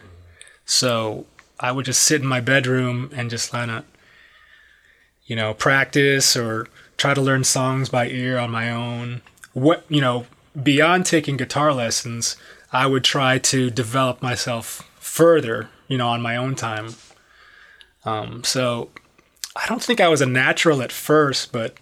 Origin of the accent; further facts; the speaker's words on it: Detroit, Michigan, United States; moved away as an adult; also born or lived in Miami; I'm from Detroit, Michigan